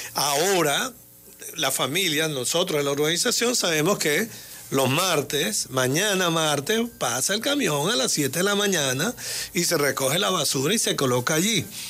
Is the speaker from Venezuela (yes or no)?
yes; Venezuela; como venezolano